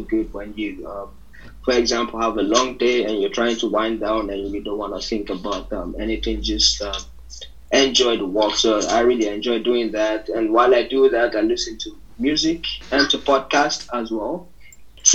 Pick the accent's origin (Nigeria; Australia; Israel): Nigeria; also born or lived in Germany / Netherlands / France; now in Barcelona, Spain; I was born and raised in Nigeria